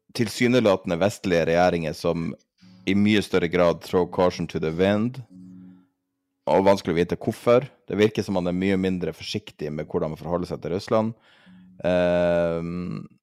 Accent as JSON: {"language": "Norwegian", "country": "Norway", "said": "som en nordmann"}